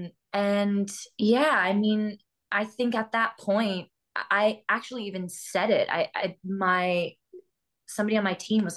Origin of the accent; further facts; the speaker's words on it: Massachusetts, United States; moved away; also born or lived in New York; I grew up in Massachusetts